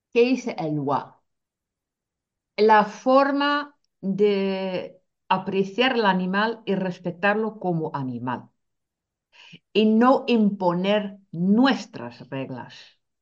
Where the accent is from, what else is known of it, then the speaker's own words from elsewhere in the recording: Netherlands; now in Spain; siendo holandesa